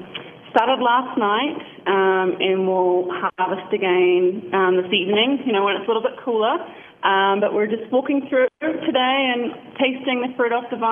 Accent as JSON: {"language": "English", "town": "Monterey", "region": "California", "country": "United States", "tie": "born or raised there", "said": "I was raised in Monterey, California"}